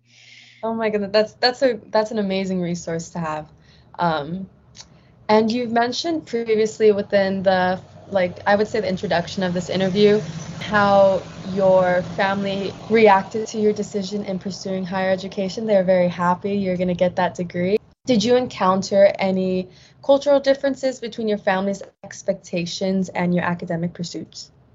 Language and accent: English; San Fernando Valley, California, United States; I'm from the San Fernando Valley